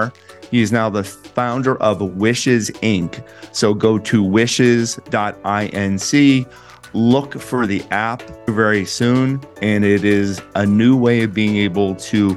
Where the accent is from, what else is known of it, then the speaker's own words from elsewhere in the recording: Plum, Pennsylvania, United States; my hometown outside of Pittsburgh in Plum, Pennsylvania